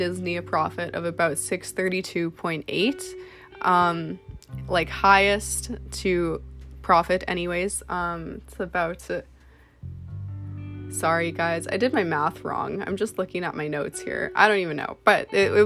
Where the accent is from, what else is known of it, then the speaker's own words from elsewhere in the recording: Canada; I'm a model from Canada.